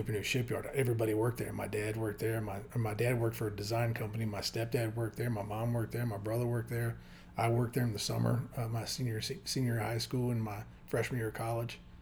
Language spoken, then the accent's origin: English; Hampton, Virginia, United States; moved away as an adult; also born or lived in Windsor, Virginia / Texas / Richmond, Virginia; I grew up in Hampton, Virginia